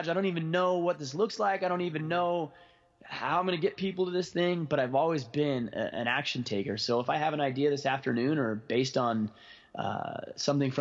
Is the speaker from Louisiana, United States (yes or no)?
no; Southern Utah, United States; my hometown in Southern Utah